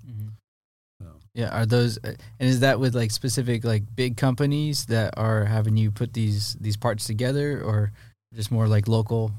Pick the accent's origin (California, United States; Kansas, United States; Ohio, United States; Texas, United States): California, United States; Poway; I grew up right there in Poway